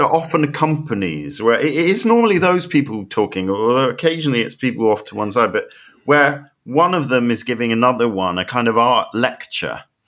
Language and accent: English; United Kingdom; I'm so British